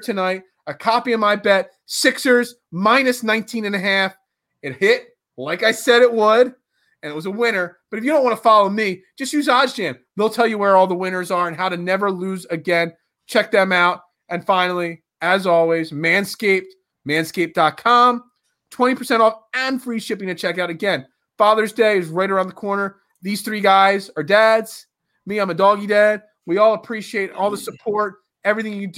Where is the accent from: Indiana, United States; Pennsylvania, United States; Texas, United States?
Pennsylvania, United States; Delco; that's where I come from. That's my hometown